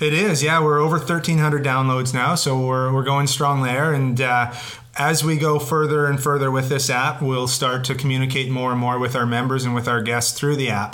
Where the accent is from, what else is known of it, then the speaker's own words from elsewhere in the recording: British Columbia, Canada; as British Columbians